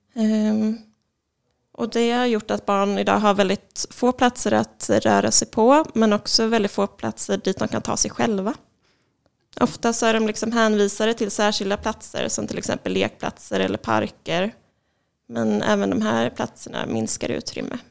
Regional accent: Linköping, Östergötland, Sweden; moved away as an adult; also born or lived in Karlskrona; now in Malmö, Sweden; jag är ursprungligen från Linköping och sen så har jag bott i Malmö sedan 2011.

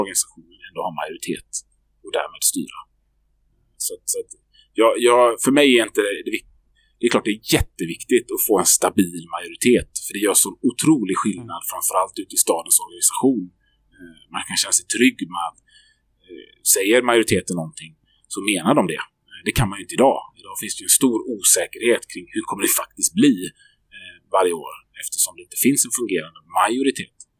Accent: Gothenburg, Västra Götaland, Sweden; Jag som göteborgare, som född och uppvuxen här

